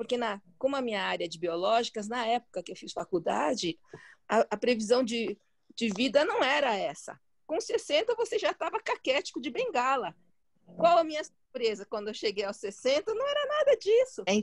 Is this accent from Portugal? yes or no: no; China; E, e o chinês, né, eu sou chinesa, né? Para quem não sabe